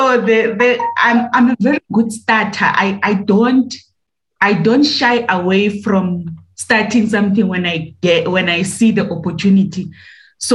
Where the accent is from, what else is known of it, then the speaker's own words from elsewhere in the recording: Winterfeld, South Africa; moved away as an adult; also born or lived in East London; I was born in Winterfeld, in agricultural area, where my father has decided to buy a farm and put his family there. I grew up there, I went to school there